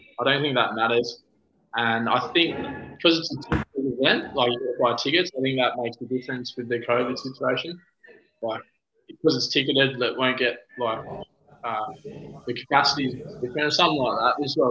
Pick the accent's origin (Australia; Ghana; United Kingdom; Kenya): Australia; Launceston, Tasmania; I grew up in Tassie, Launceston, Tasmania